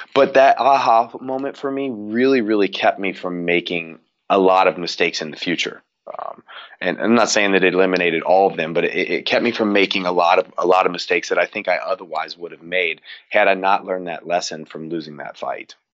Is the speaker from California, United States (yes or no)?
no; Cincinnati, Ohio, United States; I grew up in the Midwest in Cincinnati